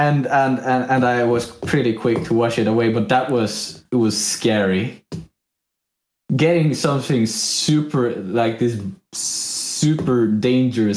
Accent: Sweden; accent: Swedish; English is a second language; my Swedish accent

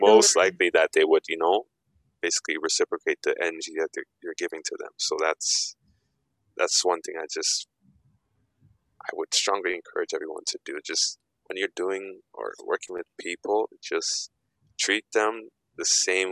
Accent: Ghana; I'm also African. I'm Ghanaian.

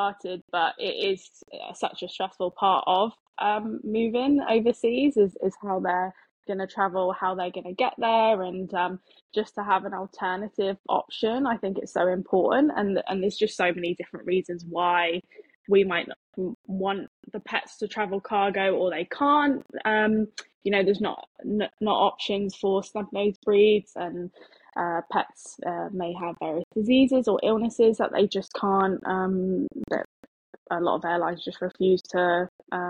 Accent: Devon, South West England, United Kingdom; moved away as an adult; also born or lived in Darwin / Queensland / Sydney / Adelaide; now in Australia; we're both from Devon

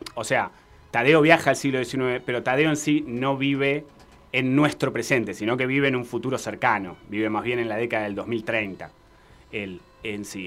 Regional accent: Argentina; nosotros como argentinos

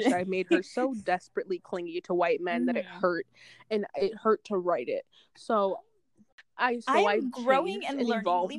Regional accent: Hartford, Connecticut, United States; growing up in Hartford, it's like, I have, like, you know, Hartford is mostly, like, black and Hispanic people, so for the most part, I am surrounded by people that are like me

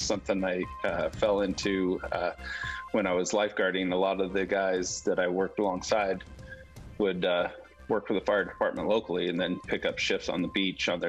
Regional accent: Southern California, United States; moved away as an adult; now in Bakersfield, United States; I grew up in Southern California. I moved up here to swim at Cal State University Bakersfield.

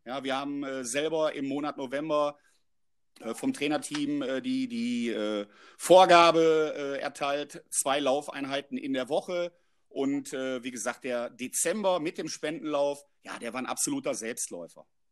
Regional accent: Oberhausen, North Rhine-Westphalia, Germany; also born or lived in Nuremberg; bei meinem Heimat- äh, und auch Herzensverein Stärkrade 0607

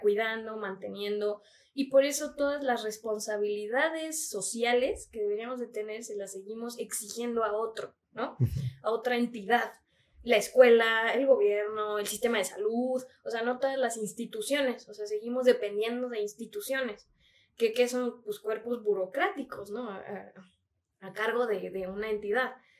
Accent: Mexico; como sociedad mexicana

